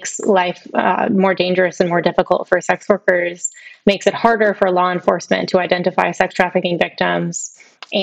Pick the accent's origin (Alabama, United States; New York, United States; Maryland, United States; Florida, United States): Alabama, United States; moved away as an adult; also born or lived in Washington, D.C. / San Francisco; I grew up in Alabama and then moved to D.C. for 5 years and San Francisco for 4 years